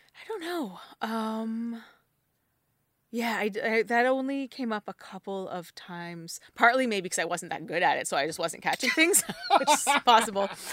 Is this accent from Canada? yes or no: yes; New Brunswick, Canada; moved away; I grew up in New Brunswick